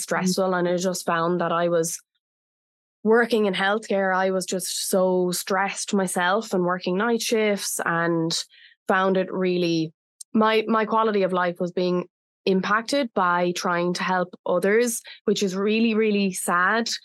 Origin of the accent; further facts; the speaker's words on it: Ireland; now in Bali, Indonesia; Bali is my home, but I'm originally from Ireland